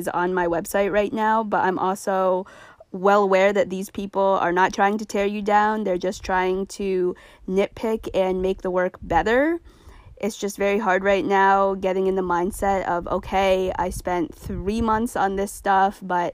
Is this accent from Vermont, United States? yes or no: yes; Vermont, United States; I'm back in my home state of Vermont.